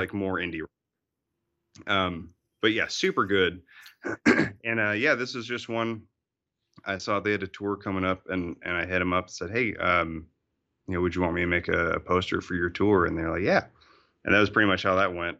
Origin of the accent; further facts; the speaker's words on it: Fayetteville, Arkansas, United States; moved away; also born or lived in Austria; I grew up in uh, Fayetteville, Arkansas